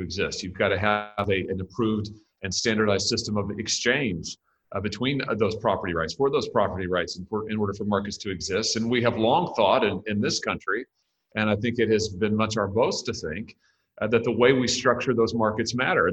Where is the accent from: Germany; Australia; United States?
United States; Missouri; Missouri, my home state